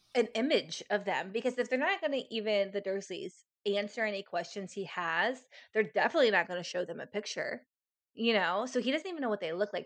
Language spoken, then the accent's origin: English; United States; as an American